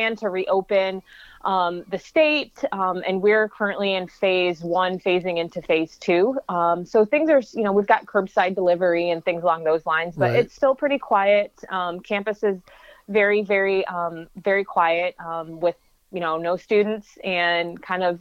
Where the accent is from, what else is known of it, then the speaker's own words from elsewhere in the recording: Michigan, United States; now in Chicago, United States; I'm from Michigan, so it's a little bit closer to my family.